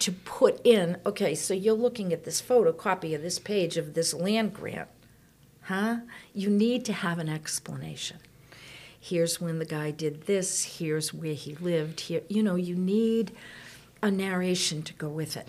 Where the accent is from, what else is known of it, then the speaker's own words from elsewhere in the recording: outside of Boston, Massachusetts, United States; I grew up outside of Boston